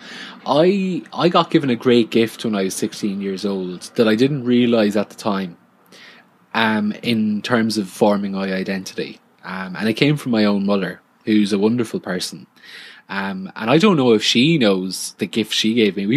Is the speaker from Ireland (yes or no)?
yes; Ireland; somebody refers to me as Irish